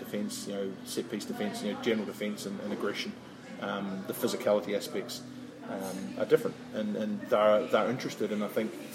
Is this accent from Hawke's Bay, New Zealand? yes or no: no; Christchurch, Canterbury, New Zealand; moved away as an adult; also born or lived in United Kingdom; I'm from Christchurch and I played through the age grade system, but I left New Zealand